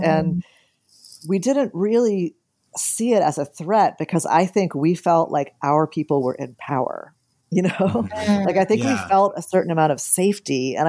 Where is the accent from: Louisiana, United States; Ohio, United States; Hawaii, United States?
Louisiana, United States; New Orleans; I'm from the South, I'm from New Orleans.